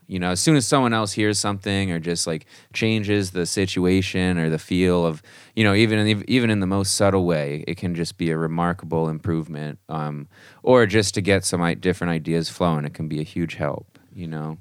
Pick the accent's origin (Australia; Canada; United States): United States; Marblehead, Massachusetts; I grew up in a small town just north of Boston, Massachusetts, um, called Marblehead